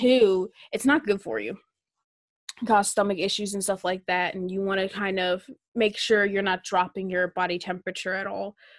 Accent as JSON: {"language": "English", "region": "Minnesota", "country": "United States", "said": "I'm from Minnesota"}